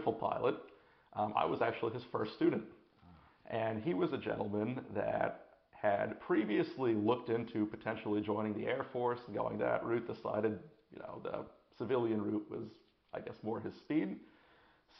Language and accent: English; Port Washington, New York, United States; also born or lived in Hoboken / Boston; I grew up here on Long Island over in Port Washington